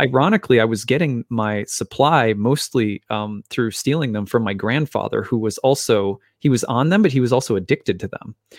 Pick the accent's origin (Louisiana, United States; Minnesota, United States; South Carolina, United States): Minnesota, United States; my dad was a minister here in Minnesota, and we moved around from church to church